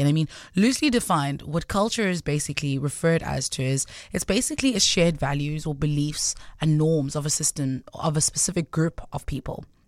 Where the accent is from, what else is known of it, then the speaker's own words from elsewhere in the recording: Gauteng, South Africa; first language Sotho; English is a second language; also born or lived in Cape Town; I'm from Gauteng